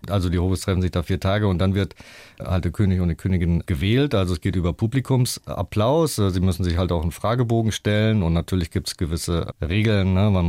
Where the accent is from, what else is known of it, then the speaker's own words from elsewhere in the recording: Rüsselsheim, Hesse, Germany; Also ich bin ja in so einem ähm, ja, Sozialblock äh, groß geworden in der Opelstadt, in Rüsselsheim. Und die Eltern waren alle arbeiten natürlich, waren viele Schlüsselkinder.